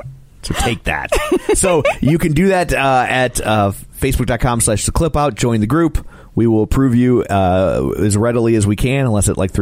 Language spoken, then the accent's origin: English; Ireland; Yeah, I'm such a big drinker. What, because I'm Irish?